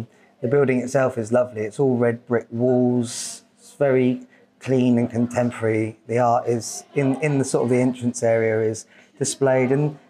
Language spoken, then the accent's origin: English; Portsmouth, South East England, United Kingdom; obviously we're from Portsmouth. Yes. And obviously this is our gallery of our city, and so, but we've both grown up here